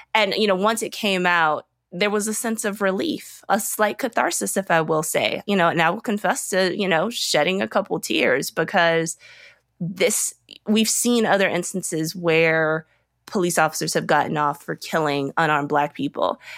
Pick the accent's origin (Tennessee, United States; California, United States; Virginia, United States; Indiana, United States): Virginia, United States; Richmond; now in Atlanta, United States; I grew up in Virginia, the Upper South. Uh, I grew up right outside of Richmond, Virginia.